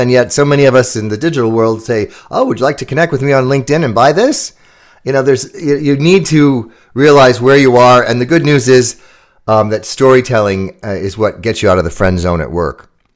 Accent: Chicago, Illinois, United States; my hometown in Chicago

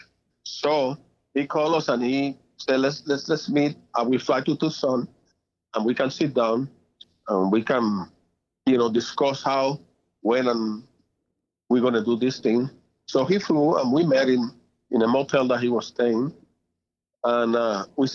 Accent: Puerto Rico; moved away; I was born in Puerto Rico in 1949. That was my year. And I grew up there and I learned Spanish as well

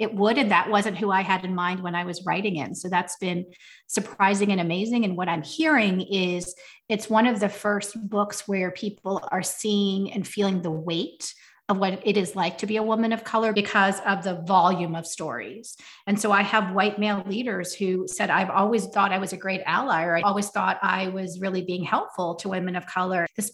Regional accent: United States; growing up in America

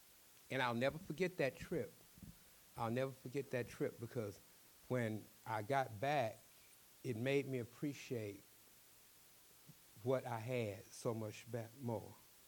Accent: Texas, United States; He asked me about Texas. I told him I was from Texas, and he wanted to know if I was a cowboy.

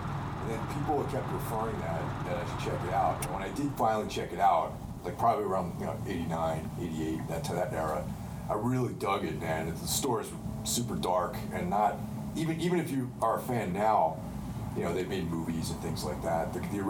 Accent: Northeast, United States; growing up in the Northeast, you know, the tri-state area, that definitely plays into it.

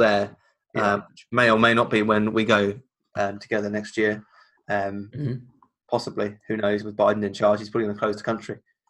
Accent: United Kingdom; We're British

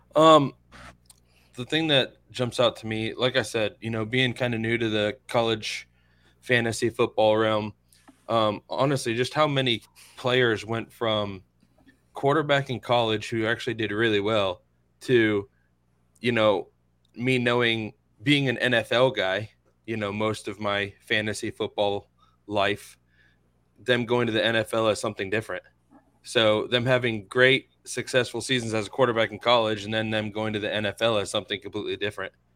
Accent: Inverness, Florida, United States; I'm from Inverness, not too far from here

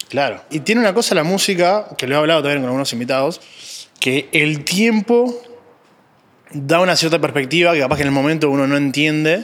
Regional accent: Uruguay; yo soy uruguayo

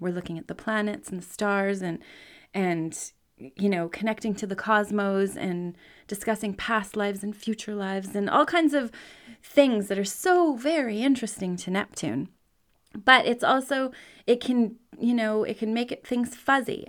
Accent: Canada; I'm a Canadian. I grew up he, here

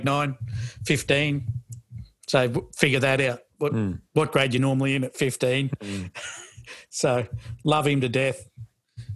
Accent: Australia; I'm Australian, but, you know, Australian background

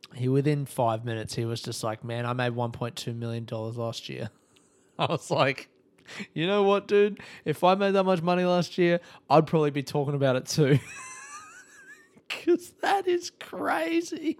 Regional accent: Australia; I'm Australian

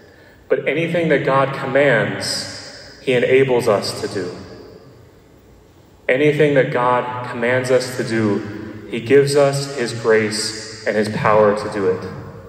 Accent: Nashville, Tennessee, United States; I'm from Nashville, Tennessee. And no, I do not have a Southern accent, as people always point that out. And I know because I've never had a Southern accent.

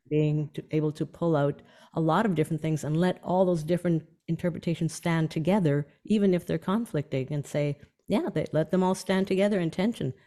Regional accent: Canadian Prairies, Canada; my um, childhood where I grew up on the Canadian prairies

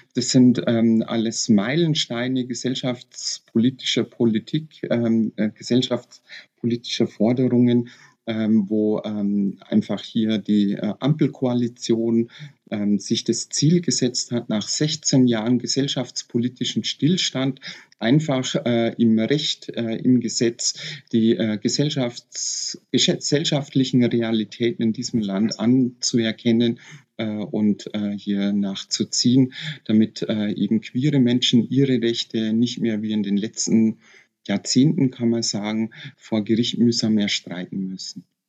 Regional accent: Bavarian Forest, Germany; ich bin in Badischen Wald geboren und aufgewachsen

